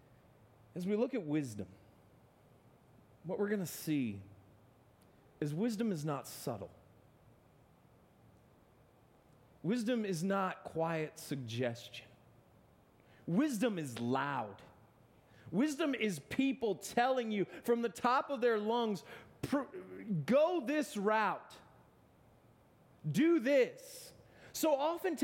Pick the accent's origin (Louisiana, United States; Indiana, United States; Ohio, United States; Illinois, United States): Ohio, United States; Akron; Born and bred in Akron, Ohio